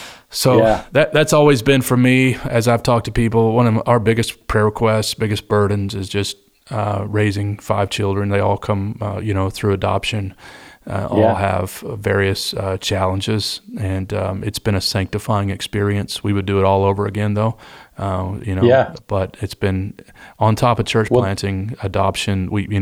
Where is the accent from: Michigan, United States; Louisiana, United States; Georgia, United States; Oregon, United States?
Michigan, United States; Detroit; born there; also born or lived in Kentucky; It's like I was born in Detroit, Michigan, downriver, and to a long line of union factory workers. My mom was from Kentucky